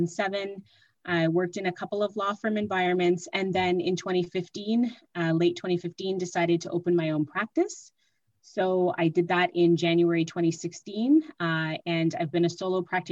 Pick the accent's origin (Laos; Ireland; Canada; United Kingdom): Canada; Mississauga, Ontario; moved away as an adult; now in Ottawa, Canada; I am originally from Mississauga and I moved to Ottawa to attend law school.